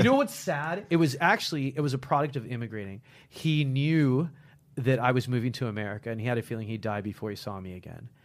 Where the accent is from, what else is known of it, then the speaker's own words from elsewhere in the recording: United States; accent: American; I'm American. Listen to this accent that you guys have beaten into me